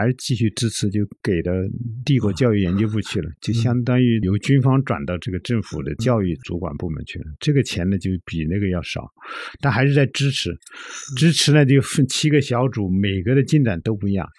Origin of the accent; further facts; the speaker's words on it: China; 我们中国人也有啊